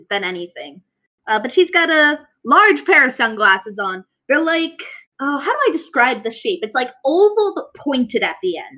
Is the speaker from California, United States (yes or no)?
no; West Virginia, United States; Yeah, no, we're from West Virginia. Dad had to move for work.